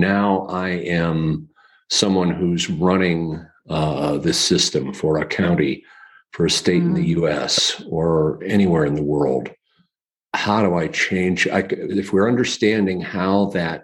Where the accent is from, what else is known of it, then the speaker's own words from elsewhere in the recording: Chicago, Illinois, United States; now in Denver, United States; my hometown of Chicago